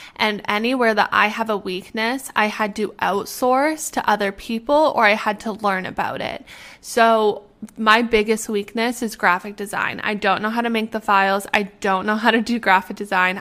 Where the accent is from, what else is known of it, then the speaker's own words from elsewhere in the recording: Canada; also born or lived in Arizona, United States; I'm from Canada